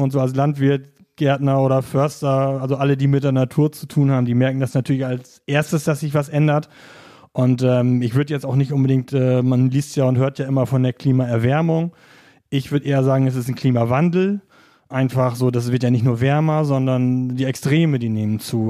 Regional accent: East Frisia, Lower Saxony, Germany; now in Offenburg, Germany; Also ich komme ja gebürtig aus Ostfriesland, genau wie Volkert.

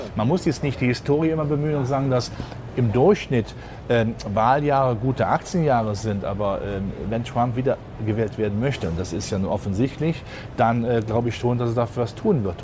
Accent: Rhenish lignite area, North Rhine-Westphalia, Germany; Ich komme ja gebürtig aus der Gegend Rhein-Braun

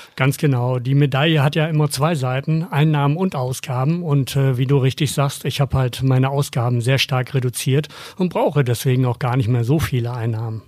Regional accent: Germany; bei uns in Deutschland

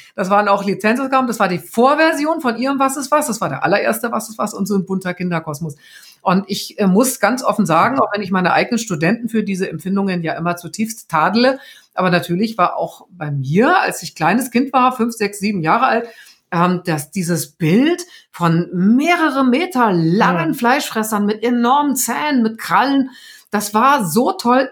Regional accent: the North, Northern Germany, Germany; wie man bei uns im Norden sagt

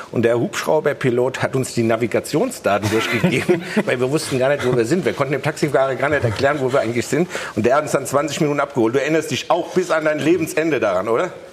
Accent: Frankfurt am Main, Hesse, Germany; ich will nochmal als Frankfurter erwähnen

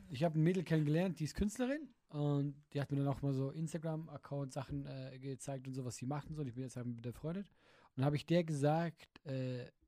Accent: Switzerland; nee. Ich bin Schweizer.

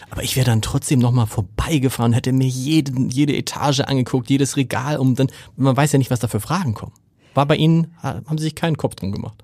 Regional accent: Hamburg, Germany; dass man als Hamburger auch so eine Alsterhaus-Sozialisation hat

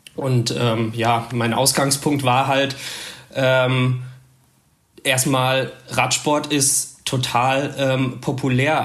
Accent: Münsterland, North Rhine-Westphalia, Germany; moved away as an adult; now in Berlin, Germany; ich komme eigentlich aus dem Münsterland, ähm, bin äh, aber vor zehn Jahren mal in Berlin und Umgebung gelandet

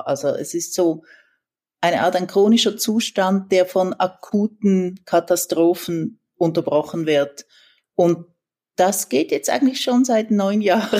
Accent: Switzerland; moved away as an adult; also born or lived in San Francisco, United States / Mexico; als Schweizerin

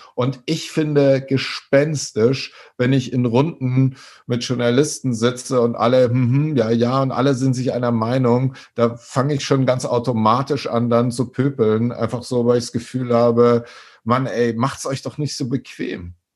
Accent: Schwabach, Bavaria, Germany; moved away; also born or lived in Nuremberg / Hamburg; in Nürnberg geboren und dann bin ich ja aufgewachsen bei Nürnberg in Schwabach

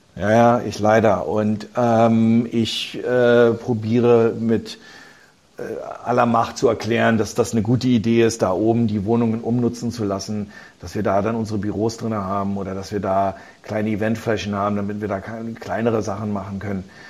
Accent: Berlin, Germany; also born or lived in New York, United States; Ich bin geboren in Berlin

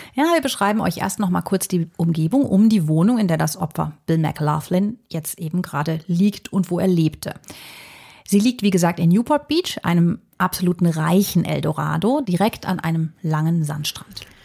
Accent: Germany; bei uns in Deutschland

